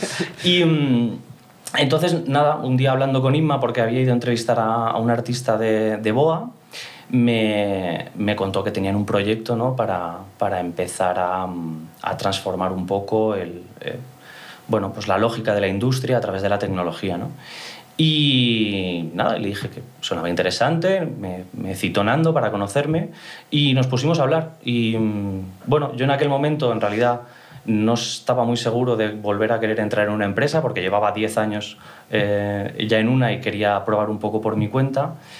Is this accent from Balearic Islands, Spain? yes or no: yes; Mallorca, Balearic Islands, Spain; soy mallorquín orgulloso, uno de los pocos mallorquines de la industria